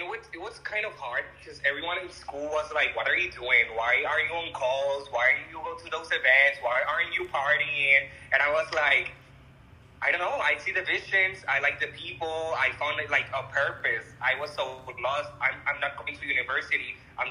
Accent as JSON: {"language": "English", "country": "Puerto Rico", "said": "I'm from Puerto Rico, by the way."}